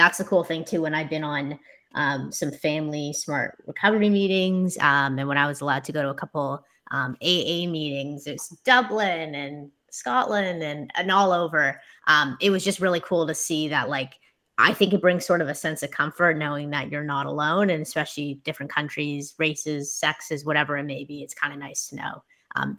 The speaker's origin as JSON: {"language": "English", "town": "Toronto", "region": "Ontario", "country": "Canada", "said": "I'm from Toronto."}